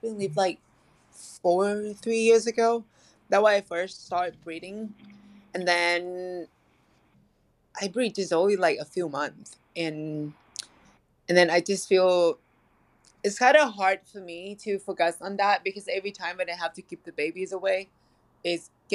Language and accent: English; Thailand; now in Los Angeles, United States; I'm originally from Thailand